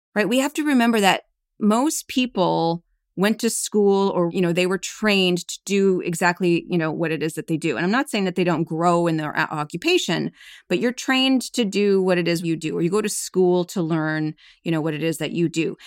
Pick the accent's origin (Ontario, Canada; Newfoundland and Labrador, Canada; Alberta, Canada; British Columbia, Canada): Alberta, Canada; Calgary; moved away as an adult; now in New York, United States; my husband and I are both originally from Canada. I was born in Calgary, Alberta